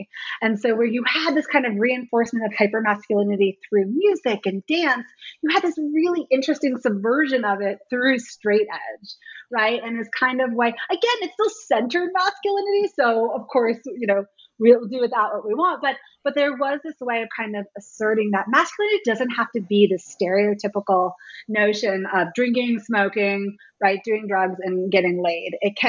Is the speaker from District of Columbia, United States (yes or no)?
yes; Washington, District of Columbia, United States; I was a little too young for the hardcore scene here in DC. I grew up more on …, you know, …'s later band